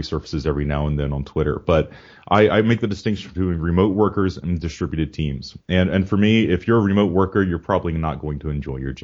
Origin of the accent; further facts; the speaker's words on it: Georgia, United States; moved away as an adult; now in Virginia, United States; I grew up in Georgia